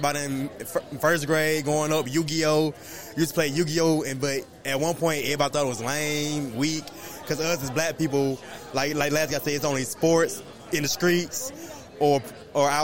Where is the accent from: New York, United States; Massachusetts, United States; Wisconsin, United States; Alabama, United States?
Alabama, United States; Montgomery; I'm from the Gump, Montgomery, Alabama